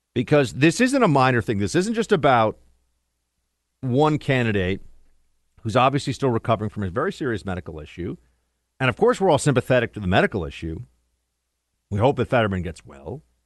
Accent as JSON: {"language": "English", "region": "New York", "country": "United States", "tie": "born or raised there", "said": "the Empire State, my home state"}